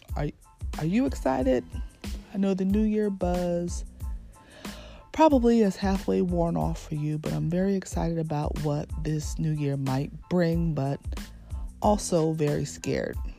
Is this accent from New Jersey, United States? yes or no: yes; Red Bank, New Jersey, United States; born and raised in New Jersey, in Red Bank, New Jersey